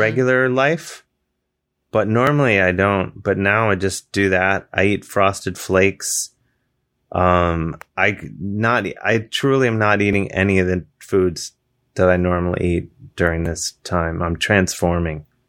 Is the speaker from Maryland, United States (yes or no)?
no; Ohio, United States; moved away; I'm from Ohio